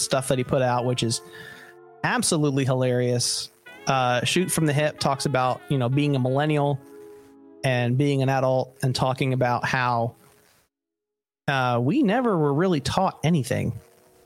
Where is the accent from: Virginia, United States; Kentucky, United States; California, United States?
California, United States; Southern; I was born in Southern California, just outside of Disneyland